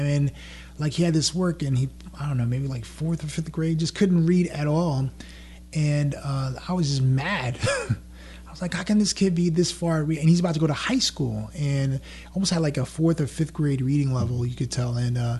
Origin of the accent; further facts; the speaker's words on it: New York, United States; first language French and Creole; English is a second language; moved away as an adult; also born or lived in Atlanta, Georgia; now in Louisiana, United States; I grew up in New York, and you got to imagine me with braids in my hair, baggy jeans, Timberland boots, trying to catch the subway in New York.